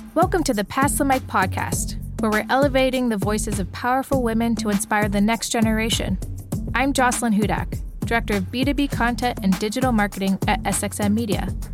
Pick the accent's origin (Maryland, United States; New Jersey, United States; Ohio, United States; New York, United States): Ohio, United States; Youngstown; I grew up in Youngstown, right outside of Cleveland